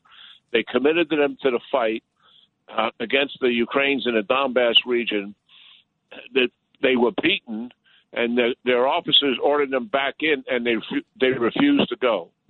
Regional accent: New York, United States; I'm a New Yorker and I'm a diehard Yankee fan.

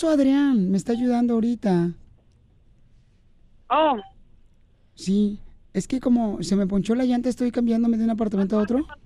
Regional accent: Guerrero, Mexico; Yo soy del estado de Guerrero, Peolín.

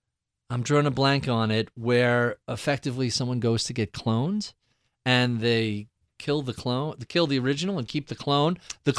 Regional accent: New York, United States; I'm a New Yorker

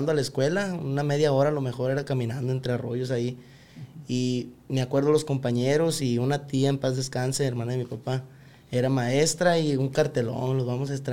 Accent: Tequila, Jalisco, Mexico; Tequila, Jalisco.

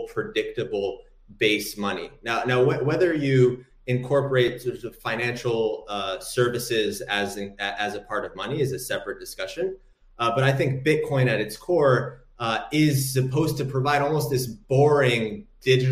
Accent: Morocco; I'm from Morocco myself

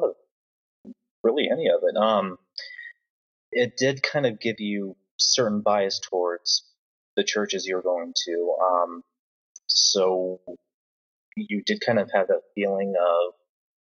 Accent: Marion, Indiana, United States; also born or lived in Wabash, Indiana / Fairmount, Indiana; now in Indianapolis, United States; I grew up in, well, first off, Wabash, and then Marion, then Fairmount, so mostly the Marion area

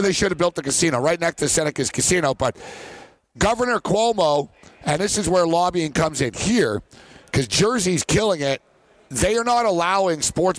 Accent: Montreal, Quebec, Canada; I am from Montreal

